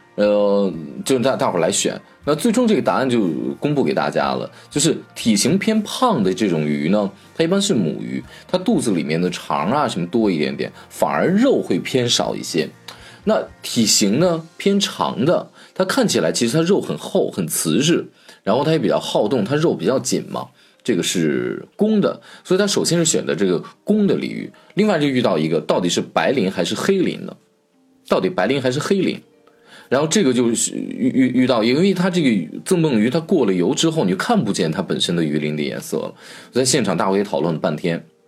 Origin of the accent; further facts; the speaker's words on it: China; 我们中国人的一个讲究